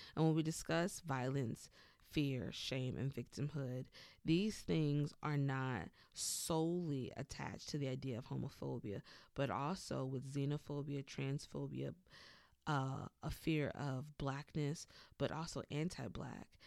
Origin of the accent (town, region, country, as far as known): the South, United States; born or raised there; moved away as an adult